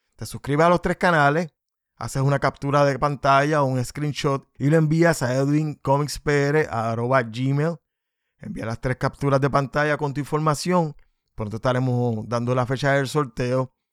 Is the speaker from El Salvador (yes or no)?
no; Puerto Rico; somos dos puertorriqueños